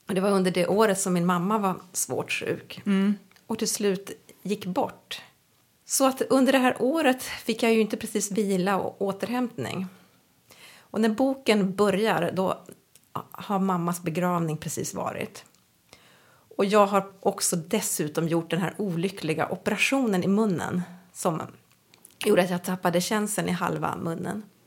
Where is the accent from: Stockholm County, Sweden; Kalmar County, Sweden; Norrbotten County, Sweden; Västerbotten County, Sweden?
Norrbotten County, Sweden; also born or lived in Uppsala; now in Umeå, Sweden; Jag är egentligen född i Umeå och uppvuxen på olika, jag brukar säga olika metropoler i Norrbotten